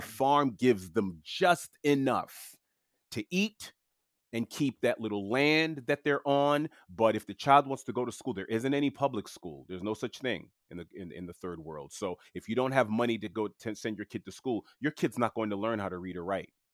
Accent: New York City, New York, United States; first language French; English is a second language; I was born and raised in, uh, Queens, New York, in New York City

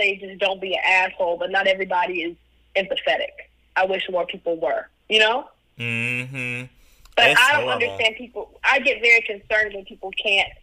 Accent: Atlanta, Georgia, United States; also born or lived in Cleveland, Ohio; I grew up in Atlanta

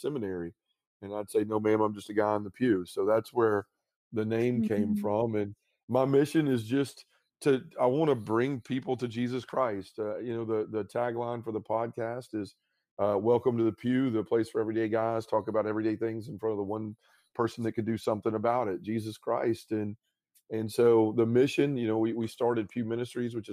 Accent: Memphis, Tennessee, United States; I've started men's groups in my hometown of Memphis in my parish

